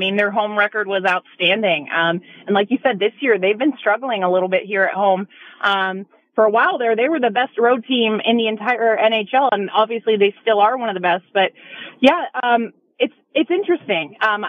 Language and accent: English; Pittsburgh, Pennsylvania, United States; moved away as an adult; now in Las Vegas, United States; we're Pens fans from Pittsburgh